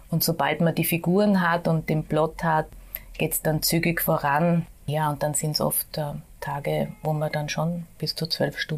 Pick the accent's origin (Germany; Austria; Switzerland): Austria; Vienna; habe mein ganzes Leben lang, also 52 Jahre bis jetzt hier gelebt